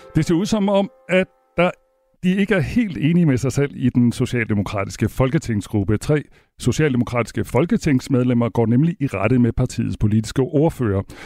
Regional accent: Denmark; vi sender her fra Danmark, og vi er danskere selv

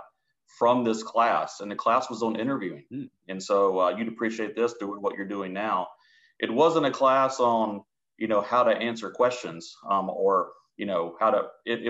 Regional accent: Florence, Alabama, United States; moved away as an adult; also born or lived in Mississippi; now in Atlanta, United States; I grew up in Florence, Alabama, which is a small town up in the northwest part of the state.

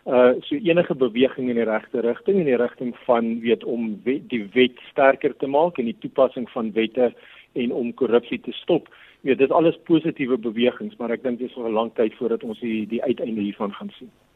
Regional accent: South Africa; ons as Suid-Afrikaners

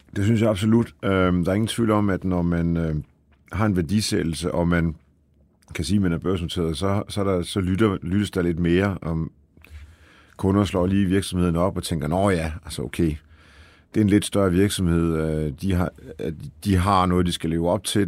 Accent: Aalborg, North Denmark Region, Denmark; also born or lived in Poland; Så jeg er jo født i Polen faktisk, ja. og, øh, og var vel to-tre år gammel, da vi kom til Danmark øh, og øh, er jo så vokset op øh, i Aalborg.

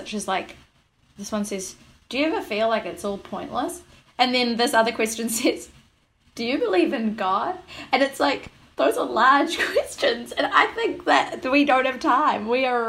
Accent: New York, United States; And I'm like, nah, I'm woke. I'm from New York.

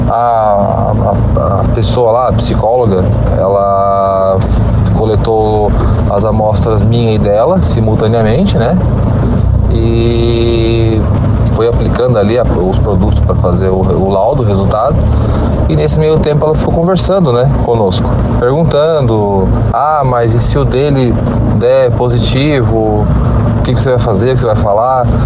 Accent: Santa Catarina, Brazil; sou de Santa Catarina, como eu falei lá no começo do áudio.

